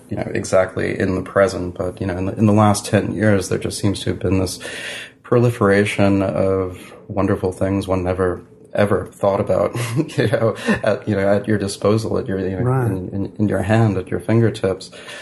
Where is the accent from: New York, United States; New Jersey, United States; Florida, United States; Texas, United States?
New York, United States; New York is that's where I was born in New York, mm-hmm. and then I lived in New York when I was a child.